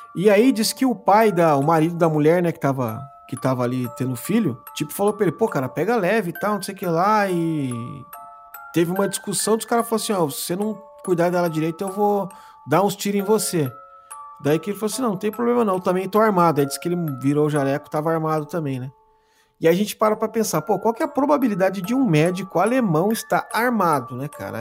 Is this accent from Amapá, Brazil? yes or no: no; Mogi das Cruzes, São Paulo, Brazil; Nós somos de Mogi das Cruzes, Bertioga é do lado aqui